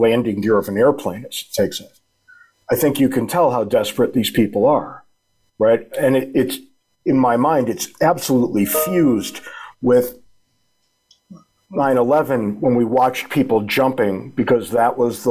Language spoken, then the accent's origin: English; Watertown, Connecticut, United States; I was born and raised in Watertown, Connecticut, which is one town off of Waterbury